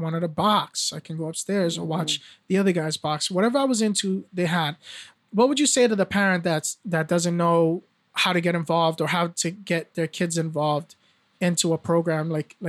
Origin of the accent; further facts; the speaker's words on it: Nashua, New Hampshire, United States; also born or lived in Brooklyn; I remember, you know, when I grew up here in Nashua, when I first came from Brooklyn, we couldn't afford to go to the Boys and Girls Club